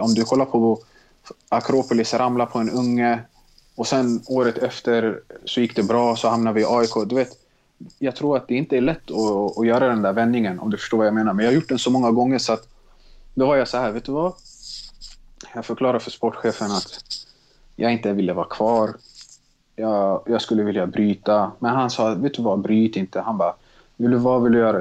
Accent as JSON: {"language": "Swedish", "town": "Stockholm", "region": "Stockholm County", "country": "Sweden", "tie": "born or raised there", "also_born_or_lived": "Tensta, Stockholm / Mälarhöjden, Stockholm / Bredäng, Stockholm", "said": "Jag är jag uppvuxen i Tensta, flyttade när jag var sex år till Mälarhöjden, Bredäng"}